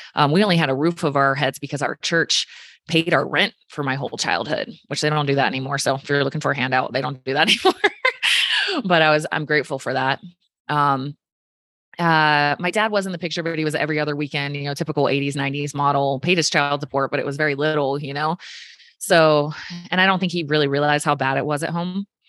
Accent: just south of Richmond, Virginia, United States; I grew up in Virginia. Um, somebody's gonna ask, just south of Richmond

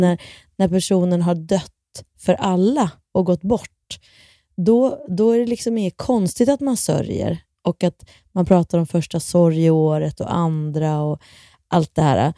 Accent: Kilafors, Gävleborg County, Sweden; jag är ju uppvuxen då i Kilafors och där hade vi en, en skidbacke

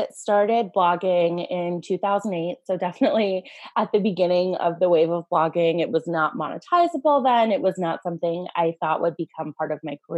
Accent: Los Angeles, California, United States; I grew up in Los Angeles, California, like right in the heart of the city and I am a first generation American. So the majority of my family, my mom's side of my family emigrated from Iran and came to Los Angeles as refugees

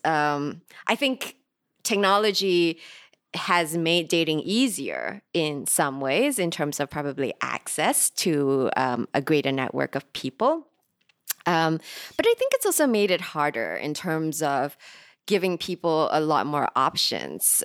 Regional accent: Singapore; I'm recording today from Singapore, which is also where I'm from

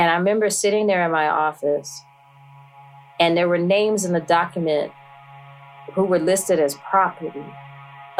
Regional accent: New York, United States; I was born in New York up the street

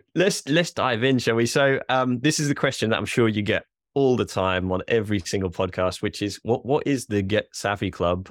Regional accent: Norwich, East of England, United Kingdom; I am from Norwich. I like to see him do well

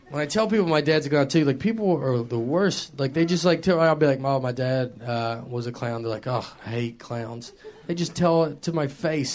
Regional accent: the South, United States; accent: southern; also born or lived in New York; I grew up in the South my entire life

